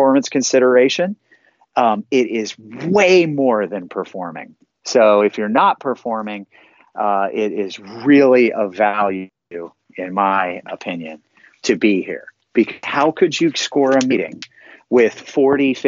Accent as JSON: {"language": "English", "town": "Lancaster", "region": "Pennsylvania", "country": "United States", "said": "I'm from Lancaster, Pennsylvania"}